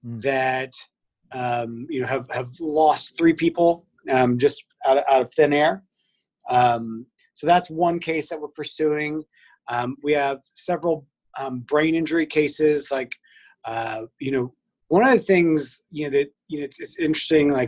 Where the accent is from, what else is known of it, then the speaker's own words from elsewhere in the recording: Weatherford, Texas, United States; I grew up out in Weatherford, Texas